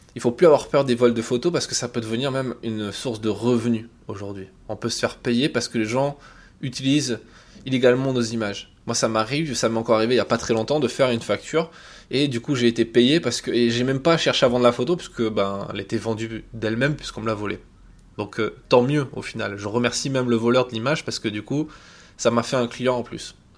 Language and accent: French; France; quand on est français